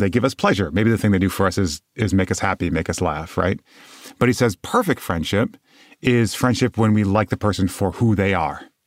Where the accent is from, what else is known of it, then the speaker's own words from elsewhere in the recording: West Michigan, United States; moved away as an adult; also born or lived in South Bend, Indiana; I moved down to South Bend from where I grew up in West Michigan.